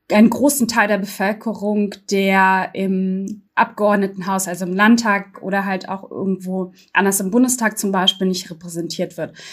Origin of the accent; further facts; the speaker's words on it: Berlin, Germany; in dem Wahlkreis, wo ich aufgewachsen bin, im Gesundbrunnen und Wedding